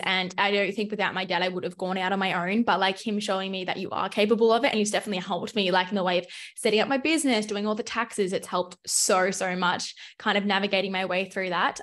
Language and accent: English; Melbourne, Victoria, Australia; moved away as an adult; also born or lived in Adelaide; I grew up in Melbourne, Australia, so I pretty much have lived there my whole life